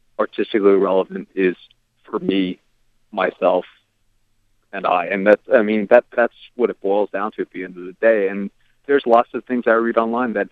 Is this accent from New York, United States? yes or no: no; Virginia Beach, Virginia, United States; I grew up in Virginia Beach, Virginia